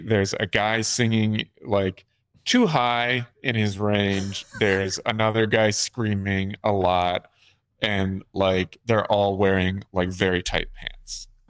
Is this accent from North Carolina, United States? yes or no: yes; North Carolina, United States; I'm from North Carolina